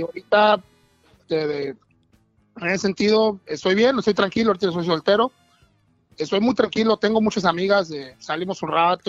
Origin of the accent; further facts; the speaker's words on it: Veracruz, Mexico; moved away as an adult; now in United States; Soy de Veracruz, vengo de, Veracruz, del mero puerto de Veracruz